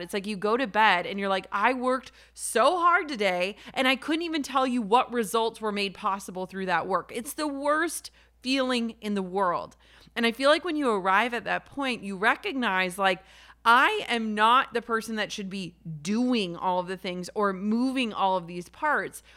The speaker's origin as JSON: {"language": "English", "region": "Minnesota", "country": "United States", "said": "I'm from Minnesota"}